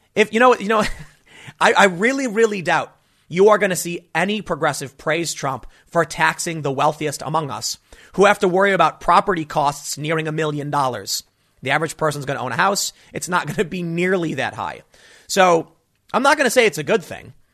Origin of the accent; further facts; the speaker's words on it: Chicago, Illinois, United States; also born or lived in New York; now in South Jersey, United States; I grew up in Chicago.